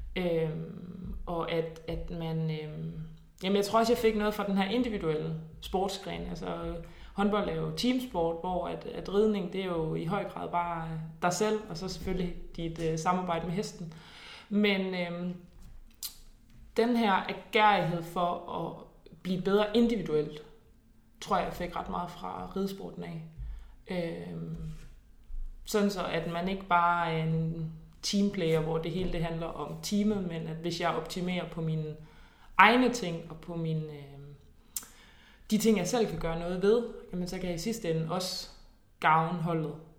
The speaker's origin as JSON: {"language": "Danish", "town": "Nyborg", "region": "Southern Denmark", "country": "Denmark", "tie": "born or raised there", "said": "jeg kommer fra Nyborg af, hvor at der jo er superskønne naturomgivelser, så det var jo ridtur ved, øh, ved stranden og i skoven"}